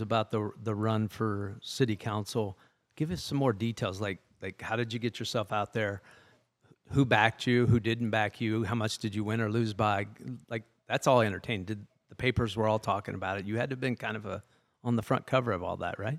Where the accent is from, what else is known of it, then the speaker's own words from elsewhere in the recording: Lexington, Ohio, United States; I'm from Lexington originally, so we're both in, in and around Columbus in central Ohio